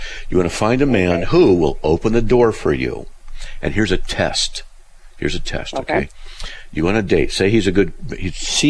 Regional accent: Buena Park, California, United States; Well, I grew up in Buena Park, you know, Riverside, so I'm just, okay.

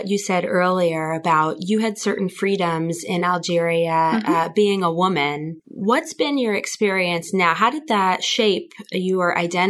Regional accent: New York, United States; I grew up in New York

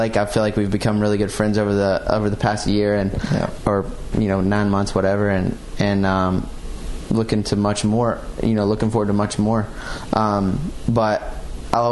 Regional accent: the South, United States; I'm from the South too

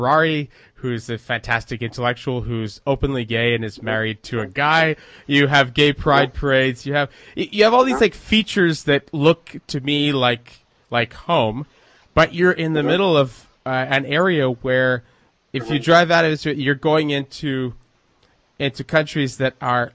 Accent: Quebec, Canada; growing up in Canada

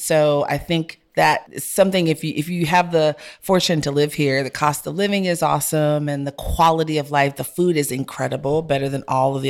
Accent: Brooklyn, New York, United States; also born or lived in Jamaica / Texas; I'm not from Houston. I was born in Jamaica, grew up in New York and Brooklyn and Flatbush. I grew up with hip hop. We all grew up together.

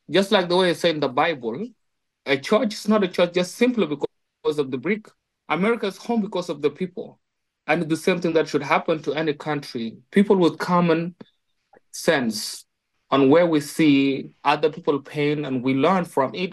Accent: South Sudan; I'm from South Sudan.

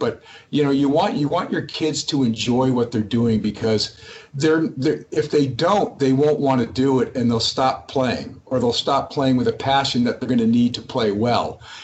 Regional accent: Massachusetts, United States; also born or lived in New Hampshire; I actually grew up in Massachusetts uh, playing tennis

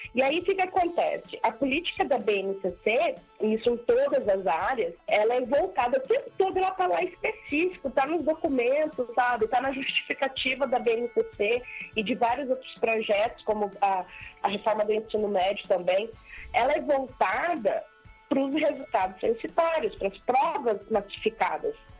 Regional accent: Mato Grosso do Sul, Brazil; eu nunca saí aqui do Mato Grosso do Sul

